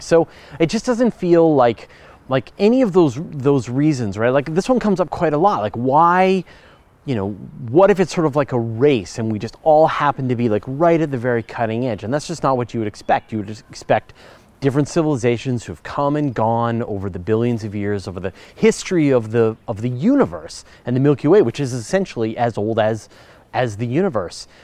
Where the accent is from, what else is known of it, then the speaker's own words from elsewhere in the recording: Canada; accent: Canadian; I'm Canadian. We, I know we sort of sound like Americans, but we have a few distinct differences